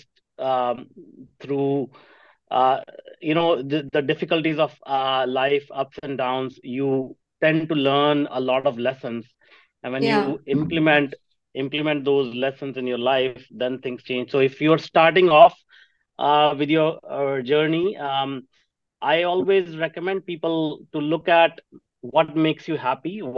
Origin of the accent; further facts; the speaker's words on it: Jalandhar, Punjab, India; I grew up in Punjab in a small town called Jalandhar.